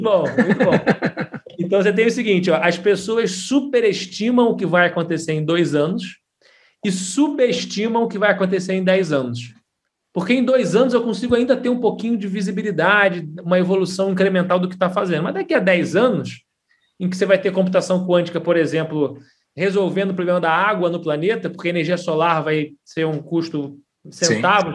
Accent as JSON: {"language": "Portuguese", "region": "Rio de Janeiro", "country": "Brazil", "moved": "as an adult", "lives_now": "São Paulo, Brazil", "said": "sou carioca, hoje eu estou expatriado aqui em São Paulo, mas comecei no Rio"}